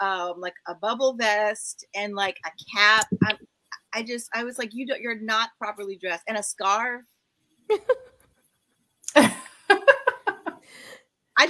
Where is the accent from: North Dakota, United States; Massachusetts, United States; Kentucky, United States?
Massachusetts, United States; Boston; I grew up in Boston.